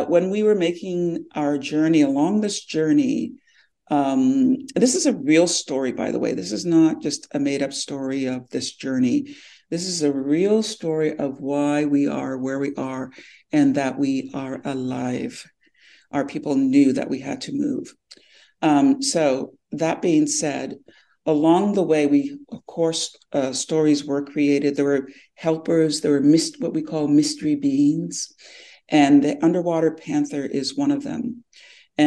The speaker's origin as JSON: {"language": "English", "town": "Temagami", "region": "Ontario", "country": "Canada", "moved": "yes", "lives_now": "Toronto, Canada", "said": "I'm from the Mi'kmaq Anishinaabe, which is the people of the deep water in Temagami, Northern Ontario, but I'm based in Toronto."}